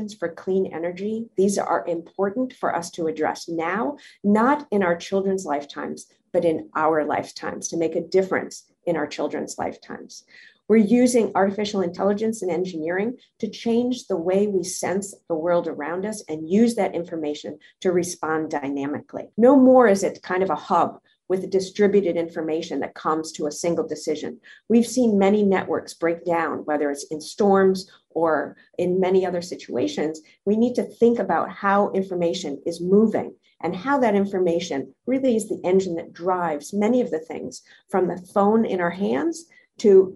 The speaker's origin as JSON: {"language": "English", "region": "Minnesota", "country": "United States", "tie": "born or raised there", "also_born_or_lived": "the Northeast / the Deep South", "moved": "yes", "said": "I grew up in Minnesota in a small town."}